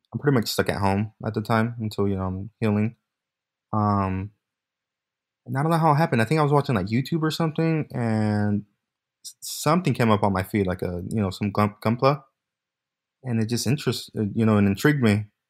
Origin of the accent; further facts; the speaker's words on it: Bay Area, California, United States; born and raised in California, Bay Area